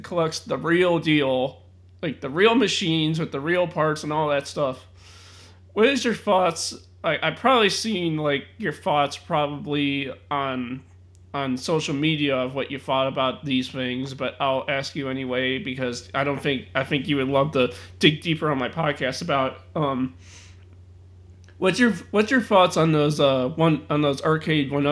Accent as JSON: {"language": "English", "town": "Chicago", "region": "Illinois", "country": "United States", "said": "I'm from Chicago, so, I mean, like, basements are all over the place"}